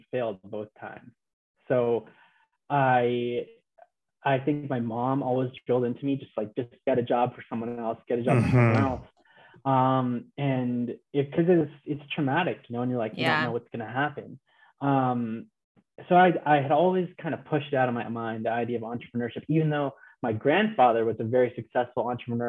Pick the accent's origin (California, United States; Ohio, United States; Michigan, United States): California, United States; Los Angeles; moved away; also born or lived in Houston; I'm a Los Angeles native